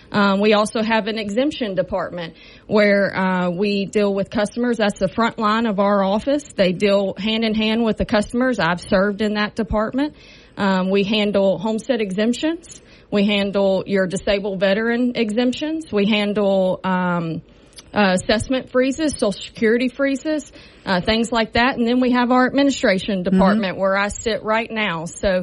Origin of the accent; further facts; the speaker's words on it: Shreveport, Louisiana, United States; I am a longtime resident of this Caddo Parish. I grew up in Southern Hills area.